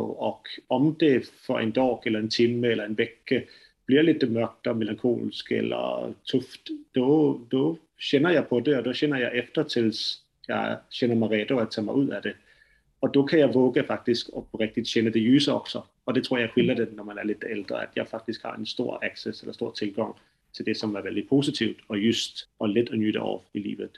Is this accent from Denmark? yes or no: yes; Denmark; accent: strong Danish accent; Swedish is a second language; now in Sweden; jag är dansk, så mitt øh, svenska kommer att låta lite øh, annorlunda än, än det som ni pratar. Så jag har en väldigt stark dansk brytning på det